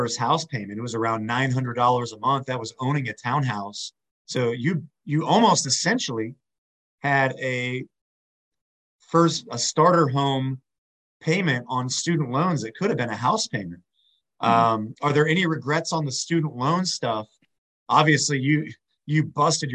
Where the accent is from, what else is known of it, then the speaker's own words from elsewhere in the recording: Northeast Ohio, United States; I'm from Northeast Ohio, so I'm very familiar with Oberlin.